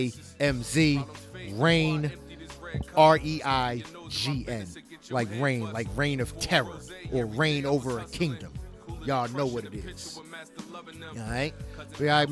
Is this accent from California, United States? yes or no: no; New Jersey, United States; we're from Jersey. That's our home state